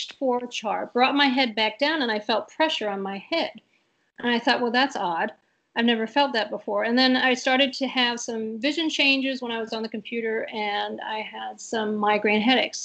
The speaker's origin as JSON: {"language": "English", "town": "St. Louis", "region": "Missouri", "country": "United States", "tie": "born or raised there", "also_born_or_lived": "Grand Rapids, Michigan", "said": "I was born and raised in St. Louis, Missouri. So I'm a Missouri St. Louis girl."}